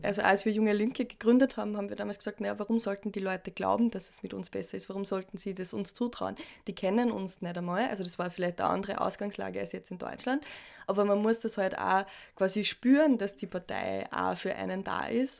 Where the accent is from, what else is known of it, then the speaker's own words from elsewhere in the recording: Austria; bei uns in Österreich